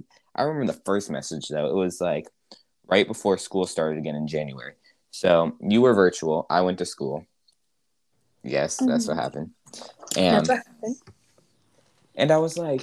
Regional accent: Minnesota, United States; I was born in Minnesota

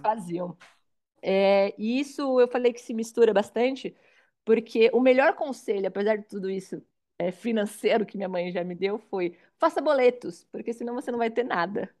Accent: Suzano, São Paulo, Brazil; also born or lived in Itaim Paulista, São Paulo; eu sou de São Paulo, hoje eu tenho 33 anos, nasci na, na periferia da Zona Leste de São Paulo, é, filha de um pai potiguar, uma mãe pernambucana, nordestinos, foi a primeira geração paulista, não sou paulistana, nasci em Suzano

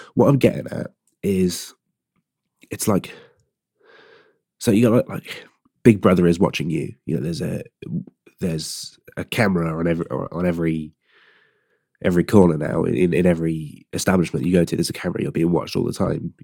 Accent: Gloucester, South West England, United Kingdom; I'm from a place called Gloucester, or Gloucester, Gloucester

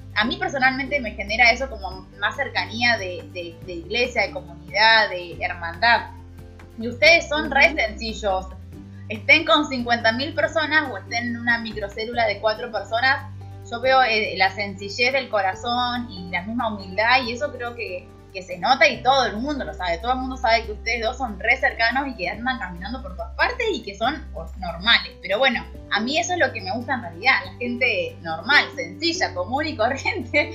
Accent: Neuquén, Argentina; vine sola de Neuquén.

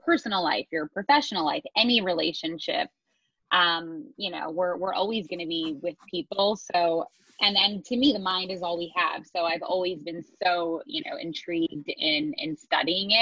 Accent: Montreal, Quebec, Canada; moved away as an adult; now in New York City, United States; I grew up in Montreal, Canada, which was a total mix of urban and suburban lifestyle, which I loved

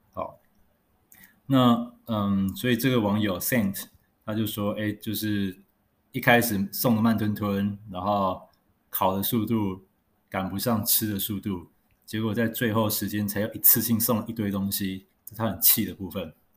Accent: Taiwan; 我们台湾人

